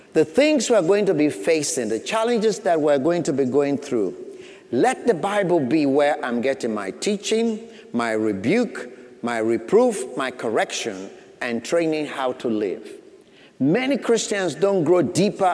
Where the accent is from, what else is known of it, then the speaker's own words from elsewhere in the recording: Sierra Leone; moved away; I grew up back in Sierra Leone, West Africa